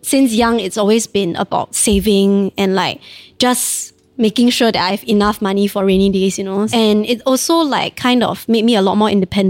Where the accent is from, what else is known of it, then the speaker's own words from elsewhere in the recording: Singapore; I was from Damai Secondary